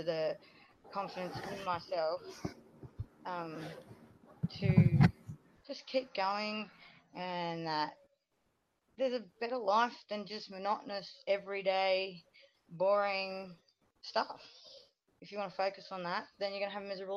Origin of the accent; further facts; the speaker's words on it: Australia; I'm from Australia